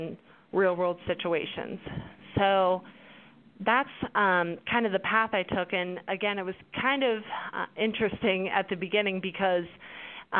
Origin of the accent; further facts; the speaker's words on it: Pittsburgh, Pennsylvania, United States; also born or lived in Baytown; I'm originally from Pittsburgh where I live now